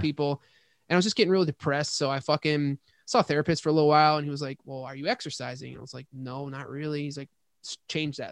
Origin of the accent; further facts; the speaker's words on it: Hamburg, New York, United States; moved away as an adult; also born or lived in Boston, Massachusetts / California; I'm from Hamburg. So we're both from the burbs of, uh, Buffalo